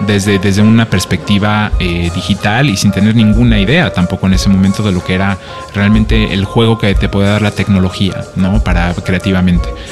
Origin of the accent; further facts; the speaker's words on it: Mexico; moved away as an adult; also born or lived in France / Barcelona, Spain; soy mexicano, pero vengo de Francia